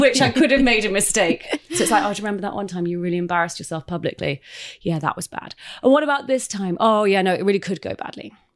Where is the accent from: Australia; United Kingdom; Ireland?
United Kingdom; moved away; I'm British